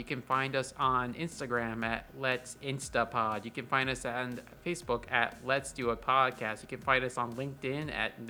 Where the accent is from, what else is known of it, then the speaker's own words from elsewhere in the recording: Florida, United States; now in Texas, United States; I come from Florida